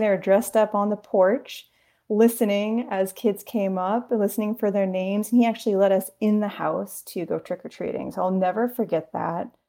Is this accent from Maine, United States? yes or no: yes; Maine, United States; we grew up near Stephen King